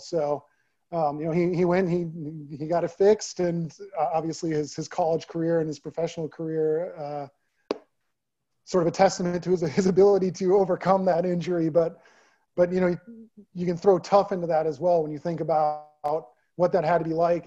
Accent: Naperville, Illinois, United States; moved away as an adult; also born or lived in Maryland; now in Texas, United States; back in my hometown

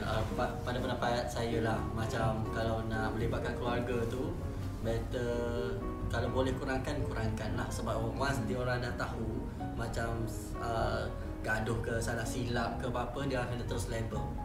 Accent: Kelantan, Malaysia; saya dari Kelantan

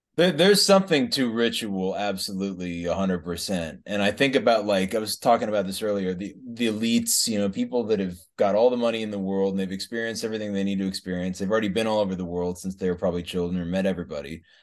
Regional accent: Kansas City, Missouri, United States; moved away; also born or lived in Boston / Denver / California / California City, California; I grew up in the Kansas City area

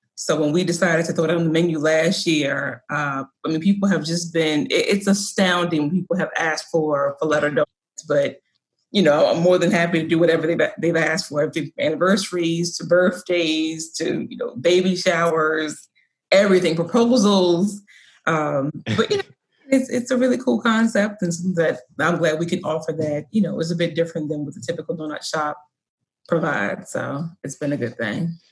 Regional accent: the South, United States; now in Baltimore, United States; I grew up in the South

